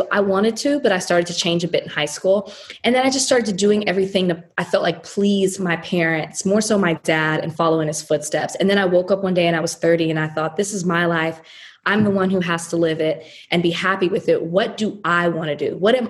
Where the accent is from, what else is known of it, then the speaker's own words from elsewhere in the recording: Southern United States, United States; You know, I'm from the South country.